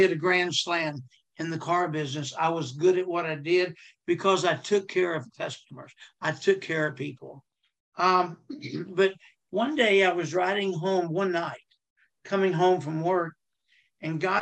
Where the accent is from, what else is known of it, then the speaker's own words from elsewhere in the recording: Texas, United States; I'm from Texas